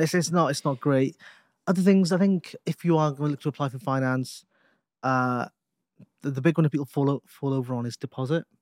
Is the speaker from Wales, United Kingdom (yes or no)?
yes; Newport, Wales, United Kingdom; We're both from Newport. We're both from the same city.